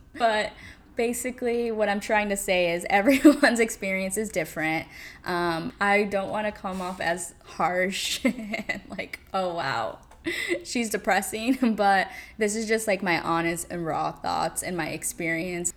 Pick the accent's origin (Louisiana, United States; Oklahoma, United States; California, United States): California, United States; moved away as an adult; now in New York City, United States; back in California, in my little suburb hometown area